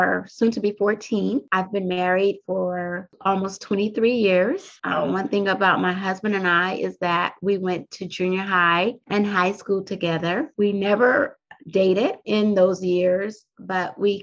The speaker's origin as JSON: {"language": "English", "town": "Compton", "region": "California", "country": "United States", "tie": "born or raised there", "moved": "yes", "lives_now": "Washington DC metropolitan area, United States", "said": "I grew up on the West Coast in Southern California through a city called Compton, California"}